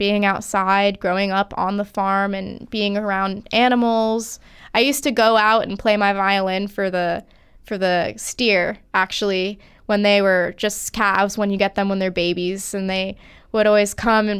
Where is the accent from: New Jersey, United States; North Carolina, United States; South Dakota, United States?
South Dakota, United States; Rapid City; I was born in Rapid City, South Dakota.